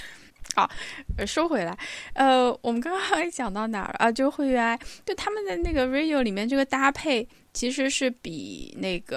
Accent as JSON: {"language": "Chinese", "town": "Hangzhou", "region": "Zhejiang", "country": "China", "said": "首先，我作为一个杭州人，我可能一共去过三次岳王庙"}